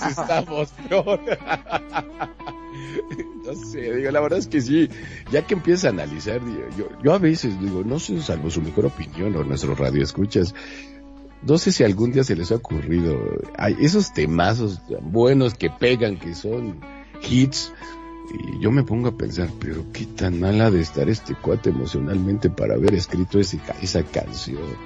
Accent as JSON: {"language": "Spanish", "country": "Mexico", "said": "como mexicana y mexicanos que somos"}